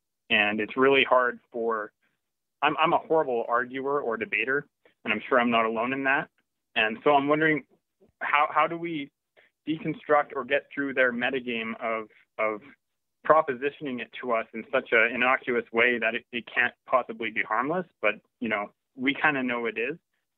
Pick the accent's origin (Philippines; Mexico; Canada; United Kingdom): Canada; I'm from Canada.